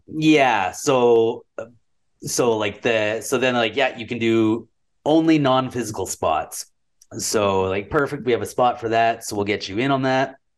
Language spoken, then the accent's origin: English; Red Deer, Alberta, Canada; I'm from Red Deer and I live in Red Deer